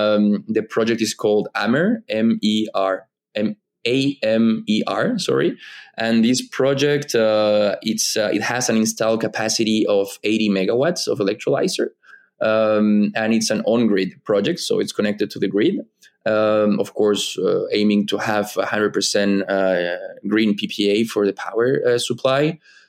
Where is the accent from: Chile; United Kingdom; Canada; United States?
Chile; Antofagasta; I'm from Antofagasta. I was born and raised there.